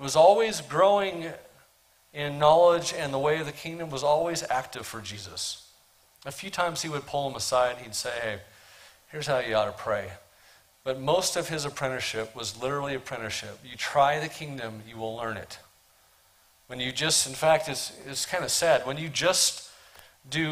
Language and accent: English; Portland, Oregon, United States; I'm from Portland, Oregon